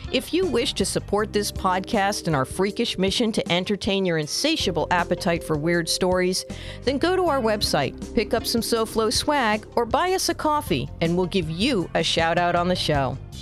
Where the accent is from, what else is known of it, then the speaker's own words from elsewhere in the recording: Miami, Florida, United States; my hometown